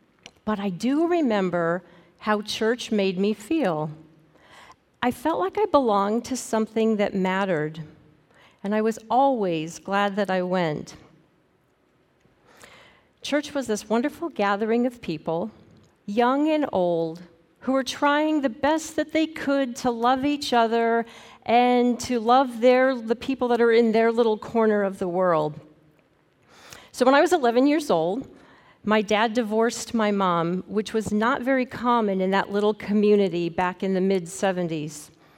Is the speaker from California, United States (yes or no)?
no; Montana, United States; When I was a kid growing up in Northwest Montana, we attended a small Lutheran church.